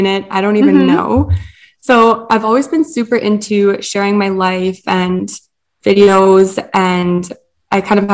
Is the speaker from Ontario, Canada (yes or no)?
no; Edmonton, Alberta, Canada; I'm 21 years old from Edmonton, Alberta, born and raised